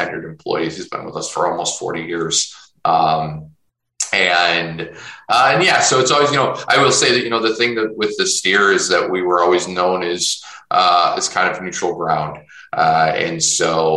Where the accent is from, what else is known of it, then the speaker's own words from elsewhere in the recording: Chicago, Illinois, United States; moved away; I'm originally from Chicago as well.